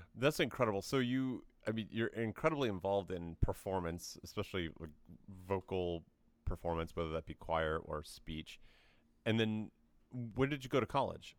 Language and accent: English; Tennessee, United States; I grew up in Tennessee